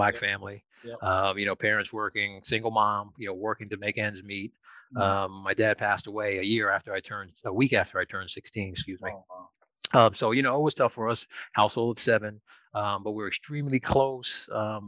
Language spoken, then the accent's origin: English; Connecticut, United States; moved away as an adult; also born or lived in New York City; born and raised in Connecticut, educated in Connecticut, moved into New York City, probably early 20s